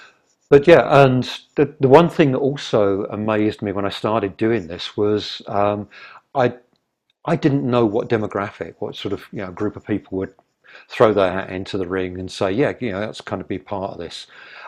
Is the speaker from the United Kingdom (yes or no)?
yes; England, United Kingdom; now in Vancouver, Canada; Okay, I'm a Brit. So let's try and do something with other expats that are here.